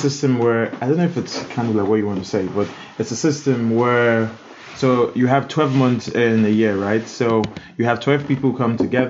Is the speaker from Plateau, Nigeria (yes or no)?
no; Edo, Nigeria; From Edo State.